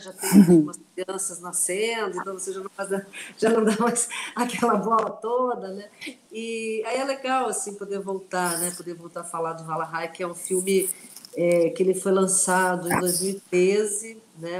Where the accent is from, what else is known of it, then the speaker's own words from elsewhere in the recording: Morro Reuter, Rio Grande do Sul, Brazil; first language German dialect (Riograndenser Hunsrückisch); Portuguese is a second language; moved away as an adult; also born or lived in Novo Hamburgo; now in Rio de Janeiro, Brazil; eu nasci lá, vivi nessa, nessa comunidade até os nove anos de idade